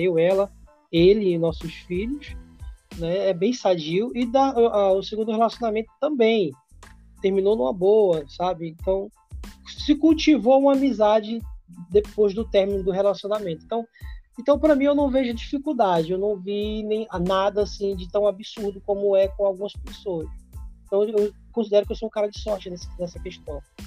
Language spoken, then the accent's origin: Portuguese; Castanhal, Pará, Brazil; also born or lived in Ceará; Eu cheguei aqui, tinha oito anos de idade. A minha, adole... a minha vida toda foi aqui no estado do Pará